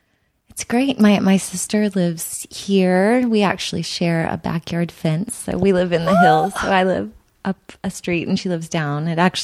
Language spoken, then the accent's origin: English; Dallas, Texas, United States; now in Los Angeles, United States; I'm from Dallas.